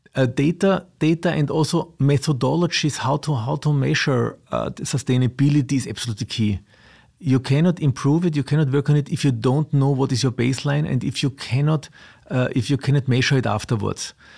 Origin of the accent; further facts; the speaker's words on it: Austria; also born or lived in south of Vienna; I was of Austria, I live south of Vienna